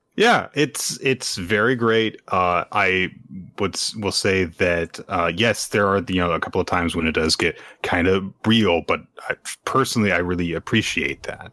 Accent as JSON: {"language": "English", "country": "United States", "said": "I'm American."}